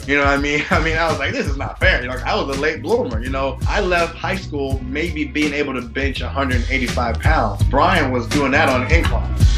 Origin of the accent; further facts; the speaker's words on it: Louisiana, United States; growing up in the South, being a black man